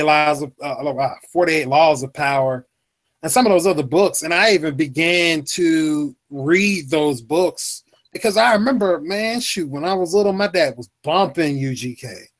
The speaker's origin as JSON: {"language": "English", "region": "Mississippi", "country": "United States", "also_born_or_lived": "California", "said": "I'm a young dude. I'm from Mississippi."}